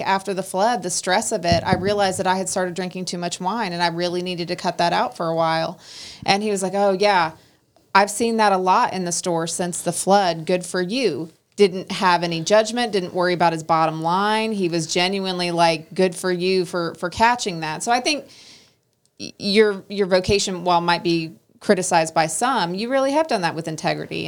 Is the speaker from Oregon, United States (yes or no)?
yes; Oregon, United States; moved away; where I grew up in Oregon